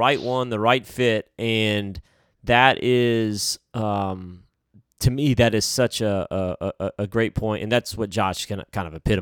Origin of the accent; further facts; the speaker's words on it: upstate New York, United States; I was born in upstate New York.